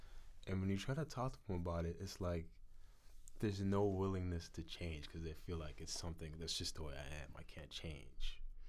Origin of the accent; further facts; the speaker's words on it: Ghana; now in Vancouver, Canada; I'm from Ghana